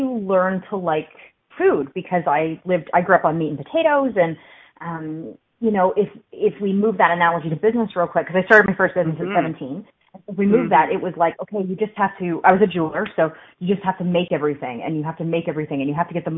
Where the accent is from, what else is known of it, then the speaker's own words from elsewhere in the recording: Canada; I'm Canadian